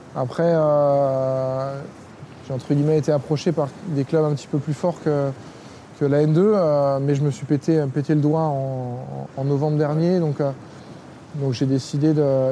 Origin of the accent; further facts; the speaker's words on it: Lyon, Auvergne-Rhône-Alpes, France; je suis, lyonnais. J'ai été bercé à, à Gerland